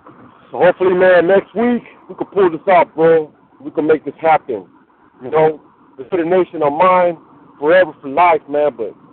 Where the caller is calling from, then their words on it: Cypress, California, United States; calling from Cypress. Well, I'm not calling from Cypress.